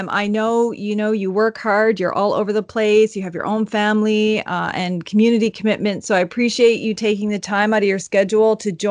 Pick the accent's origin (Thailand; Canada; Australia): Canada; the Maritimes; also born or lived in Toronto; when I came from the Maritimes, it's definitely not that way. And then when I moved to Toronto, it's you know, so not that way at all.